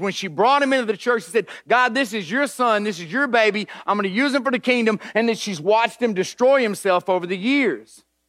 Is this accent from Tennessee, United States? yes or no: yes; Nashville, Tennessee, United States; I grew up in East Nashville